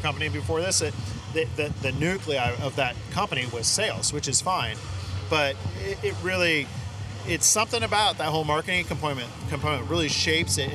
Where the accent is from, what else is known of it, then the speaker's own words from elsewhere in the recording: NorCal, California, United States; now in Southern California, United States; living in SoCal compared to growing up in NorCal